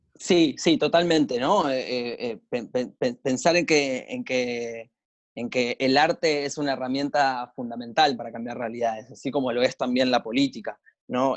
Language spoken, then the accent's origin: Spanish; Buenos Aires, Argentina; soy de Argentina, de Buenos Aires